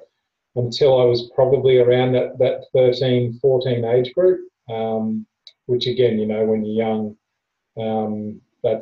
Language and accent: English; Queensland, Australia; I grew up in Queensland